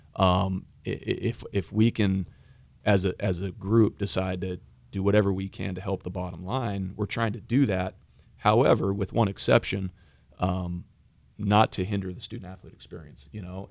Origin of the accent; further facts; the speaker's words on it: Washington, United States; moved away; I grew up in Washington